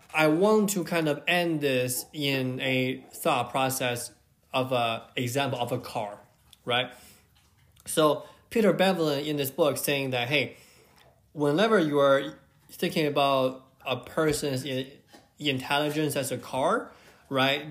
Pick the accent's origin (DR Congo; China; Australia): China; I grew up in China